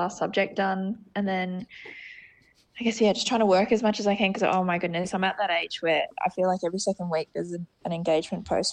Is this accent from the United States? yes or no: no; Darwin, Northern Territory, Australia; also born or lived in Alice Springs; growing up in Alice and Darwin, you grow up with these people